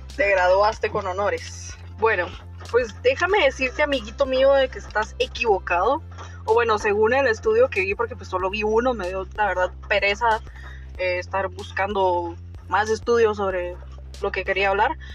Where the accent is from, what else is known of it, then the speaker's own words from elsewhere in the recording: Guatemala; somos de Guatemala